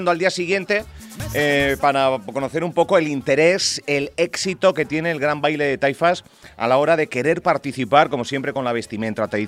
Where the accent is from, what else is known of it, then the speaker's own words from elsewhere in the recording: Canary Islands, Spain; Somos majoreros